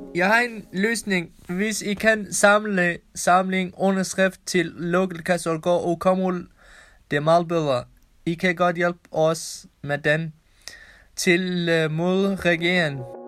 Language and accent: Danish; Kurdistan, Iran; Danish is a second language; moved away as an adult; also born or lived in Kærshovedgaard, Denmark; now in Denmark; Jeg kommer fra Iran, jeg kurder.